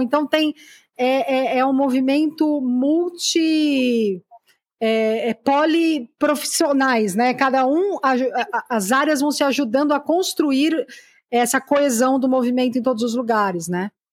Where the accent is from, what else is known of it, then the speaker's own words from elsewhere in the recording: São Caetano do Sul, São Paulo, Brazil; Eu sou de São Caetano